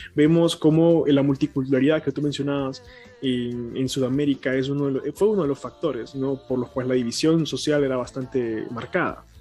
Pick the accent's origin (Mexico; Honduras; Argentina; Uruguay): Honduras; soy centroamericano y que vengo de Honduras